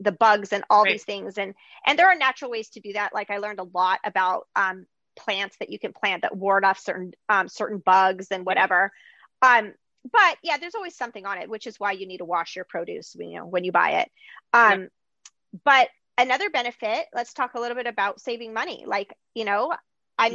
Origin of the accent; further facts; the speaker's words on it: Greece; moved away; I grew up like in Greece